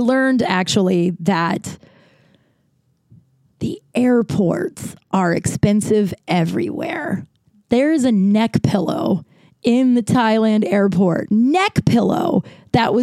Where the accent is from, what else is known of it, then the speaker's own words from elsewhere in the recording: United States; I'm from America